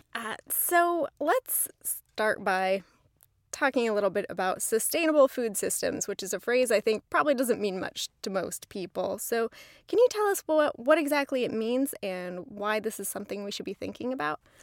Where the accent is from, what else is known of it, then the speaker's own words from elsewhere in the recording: Southern California, United States; I grew up in Southern California.